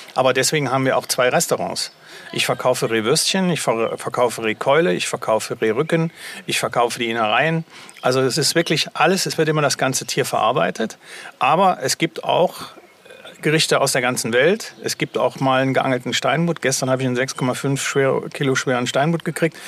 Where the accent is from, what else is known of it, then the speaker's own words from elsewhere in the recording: Germany; bei uns in Deutschland